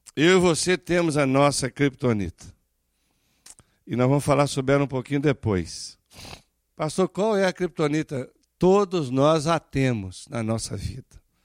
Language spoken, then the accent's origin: Portuguese; Brazil; moved away; somos brasileiros